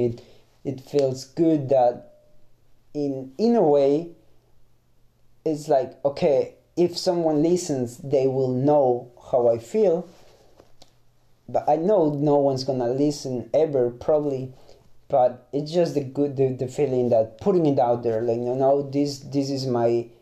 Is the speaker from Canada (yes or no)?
no; Ecuador; first language Spanish; English is a second language; moved away as an adult; now in Germany; I'm from Ecuador. I speak Spanish as a mother tongue